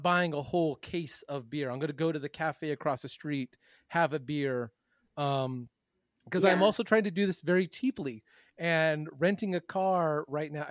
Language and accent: English; United States; as an American growing up in American beer culture